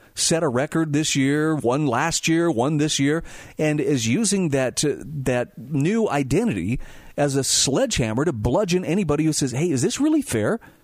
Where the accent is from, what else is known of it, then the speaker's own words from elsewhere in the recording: Utah, United States; my home state of Utah